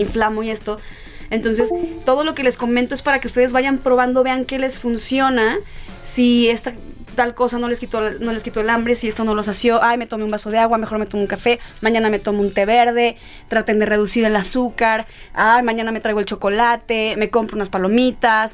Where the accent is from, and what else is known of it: El Quelite, Sinaloa, Mexico; born or raised there; moved away